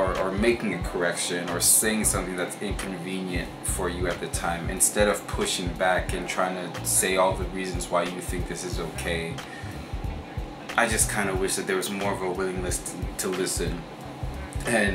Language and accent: English; Vancouver, British Columbia, Canada; growing up in Vancouver